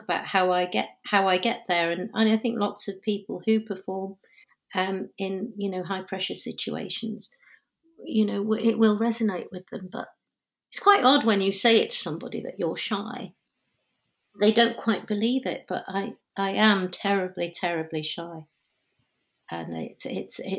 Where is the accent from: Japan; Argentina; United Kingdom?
United Kingdom; first language Punjabi; English is a second language; being called British Asian or an actor of South Asian heritage